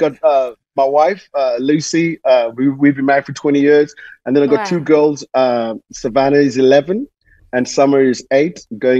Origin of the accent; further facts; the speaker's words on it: Zimbabwe; also born or lived in South Africa / Manchester, United Kingdom / Germany; now in Nashville, United States; I was born in Zimbabwe, grew up there, and then moved to South Africa